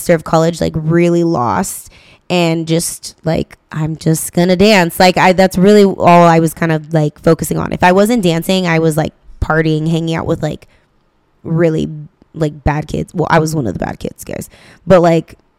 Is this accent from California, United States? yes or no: yes; Stockton, California, United States; I grew up in Stockton